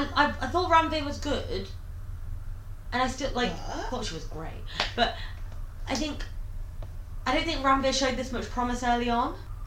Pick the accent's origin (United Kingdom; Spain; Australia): United Kingdom; Lincolnshire, East Midlands; We're both from Lincolnshire.